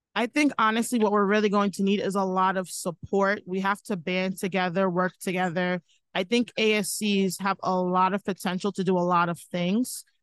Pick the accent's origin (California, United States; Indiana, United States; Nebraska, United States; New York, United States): New York, United States; Long Island; I'm from Long Island, New York